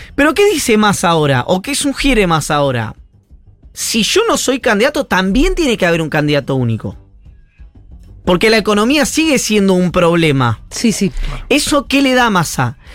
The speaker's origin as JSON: {"language": "Spanish", "region": "Buenos Aires Province", "country": "Argentina", "said": "como bonaerense"}